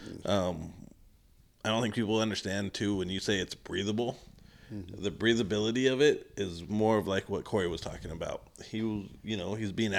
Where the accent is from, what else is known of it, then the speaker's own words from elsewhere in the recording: West Coast, United States; I'm from the West Coast